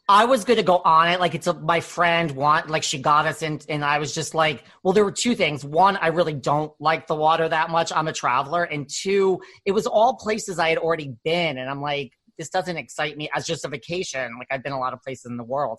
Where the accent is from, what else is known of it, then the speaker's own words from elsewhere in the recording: New York, United States; I'm from New York